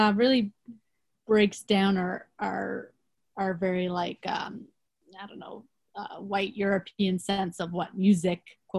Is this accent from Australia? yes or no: no; Canada; at least when I think of like Northern Canada as a Canadian, but like as somebody who has not got to travel there